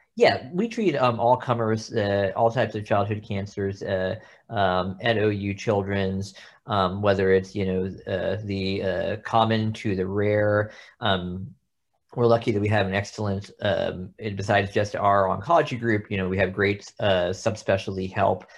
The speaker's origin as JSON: {"language": "English", "region": "Texas", "country": "United States", "tie": "born or raised there", "moved": "as an adult", "lives_now": "Oklahoma, United States", "said": "I grew up in Texas, but went to medical school at O U"}